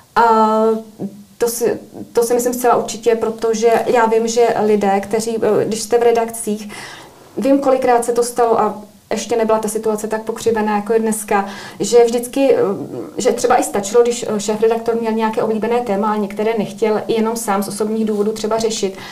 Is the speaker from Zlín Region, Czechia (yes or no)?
no; Cheb, Karlovy Vary Region, Czechia; moved away as an adult; also born or lived in Prague; now in United Kingdom; od roku 2015 jsem v Británii, ale tím, že pocházím z Chebu, což je příhraniční město